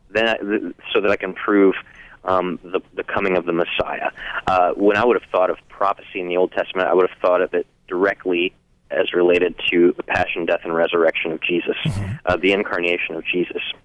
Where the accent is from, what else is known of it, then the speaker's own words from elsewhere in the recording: the Bible Belt, United States; moved away as an adult; also born or lived in Cincinnati, Ohio; I grew up in the Bible Belt, and I didn't know any Catholics until I was in my early 20s and moved to Cincinnati